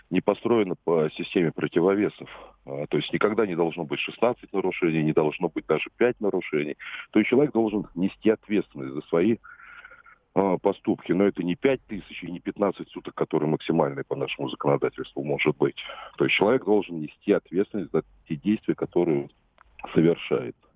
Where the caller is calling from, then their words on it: Samara, Samara Oblast, Russia; Я из Самары.